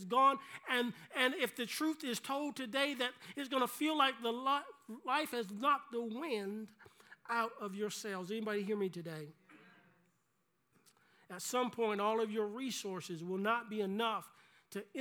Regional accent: South Carolina, United States; growing up in South Carolina

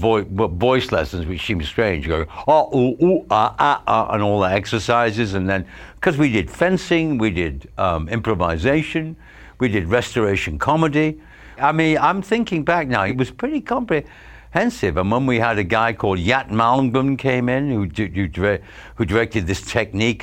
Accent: Stretford, North West England, United Kingdom; moved away as an adult; I was from Stretford.

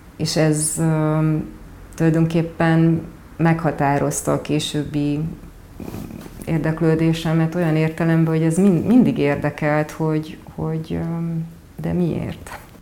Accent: Odorheiu Secuiesc, Harghita County, Romania; moved away as an adult; also born or lived in Veszprém, Hungary / Pápa, Hungary; now in Budapest, Hungary; Székely udvarhely, ugyanis ott születtem, és egyetemista, egyet-, egyetemre jöttem, ö, ide Budapestre, tehát érettségi után kerültem Magyarországra

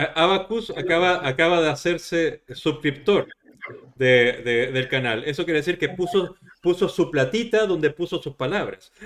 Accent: Chile; en mi país, en Chile, está abolida la tauromaquia

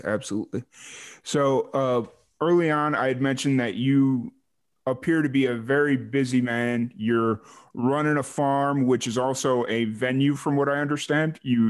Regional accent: Chicago, Illinois, United States; accent: Midwestern; moved away; I'm from Chicago, dude.

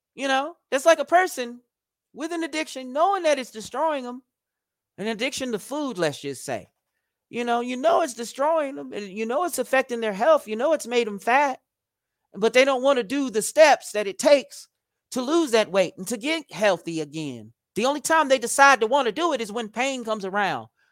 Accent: United States; as an American

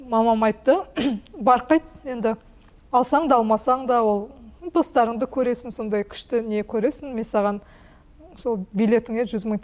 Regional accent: Kazakhstan; мен өзім ауылда туып өстім әлі күнге дейін ауылда тұрамыз

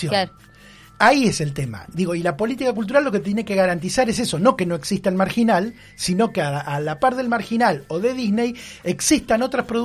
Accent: Bahía Blanca, Buenos Aires Province, Argentina; ¿cómo me, presento yo como bahiense, como eh, pueblo originario, como argentino?

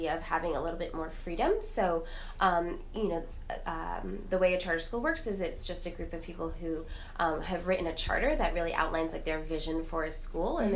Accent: New York City, New York, United States; moved away as an adult; I grew up in Manhattan and came back to the city after I graduated college

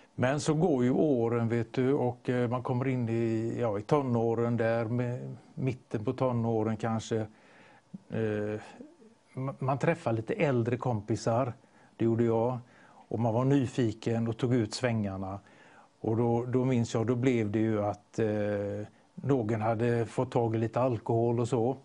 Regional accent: Gothenburg, Västra Götaland, Sweden; jag är ju göteborgare

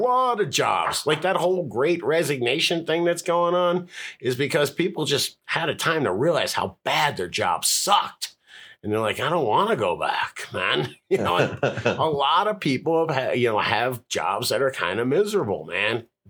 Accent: Florida, United States; So I'm from Florida, behaves like I'm from Colorado, and sounds like I'm from Venice Beach.

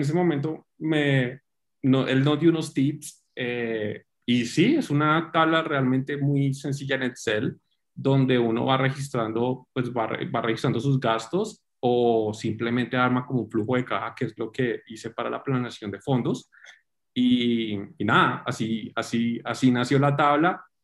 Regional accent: Cali, Valle del Cauca, Colombia; now in Bogotá, Colombia; soy colombiano, eh, caleño

